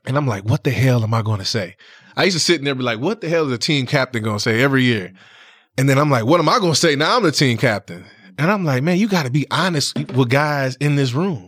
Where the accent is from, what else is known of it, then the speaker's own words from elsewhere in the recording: Saginaw, Michigan, United States; I'm from Saginaw